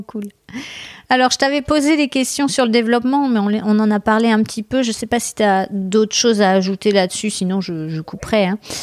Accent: Bordeaux, Nouvelle-Aquitaine, France; je suis de Bordeaux

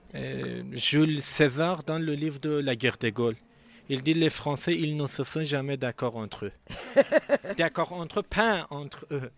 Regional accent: Iran; first language Azerbaijani; French is a second language; moved away as an adult; now in France; je suis azéri iranienne. chez nous, on parle azéri

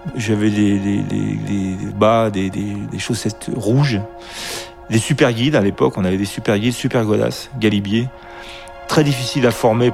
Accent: Grenoble, Auvergne-Rhône-Alpes, France; je suis de Grenoble

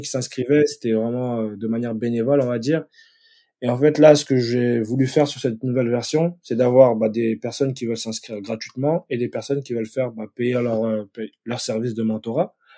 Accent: France; moved away as an adult; now in Stockholm, Sweden; je suis Français

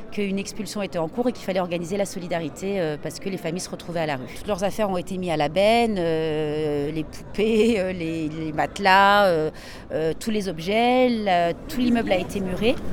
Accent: Saint-Denis, Île-de-France, France; je suis habitante de Saint-Denis

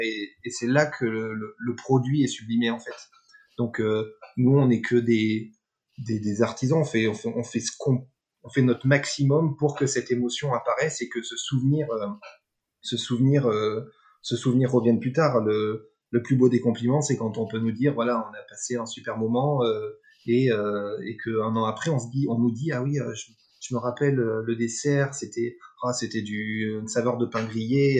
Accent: Dordogne, Nouvelle-Aquitaine, France; je suis né, je suis, né, j'ai grandi en Dordogne

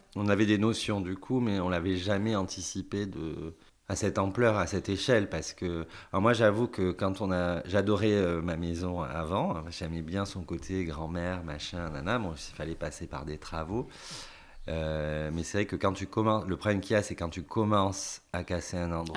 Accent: Paris, Île-de-France, France; moved away as an adult; now in Thouars, France; en tant que Parisien, de venir habiter là

